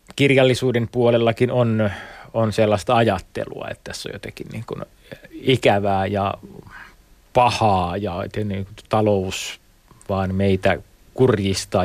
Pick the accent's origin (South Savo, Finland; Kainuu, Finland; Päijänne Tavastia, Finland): South Savo, Finland; Mikkeli; mä oon Mikkelistä kotoisin